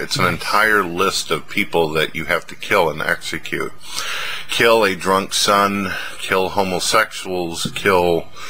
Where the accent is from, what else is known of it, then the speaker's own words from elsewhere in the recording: St. Louis, Missouri, United States; I grew up in St. Louis, ladies and gentlemen. I grew up around bisexuals, homosexuals.